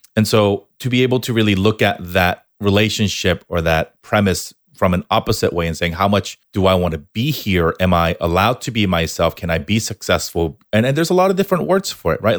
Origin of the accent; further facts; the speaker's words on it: Southern California, United States; also born or lived in Korea / New York; I was born in Korea, moved, moved to the States when I was eight, spent a little bit of time here in Southern California, then off to New York back here for college